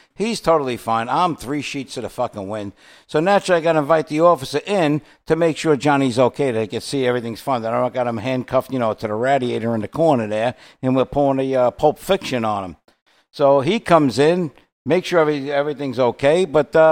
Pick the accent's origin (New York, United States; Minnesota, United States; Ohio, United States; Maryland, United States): New York, United States; New York City; moved away as an adult; when we grew up in Brooklyn, in the apartment buildings and the places we lived